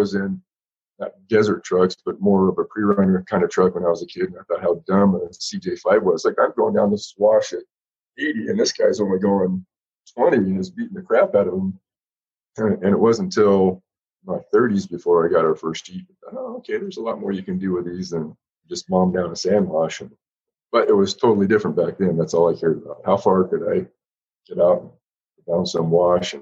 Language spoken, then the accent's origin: English; Banning, California, United States; also born or lived in Beaumont, California; I grew up in a little rural town in Southern California, Banning, Beaumont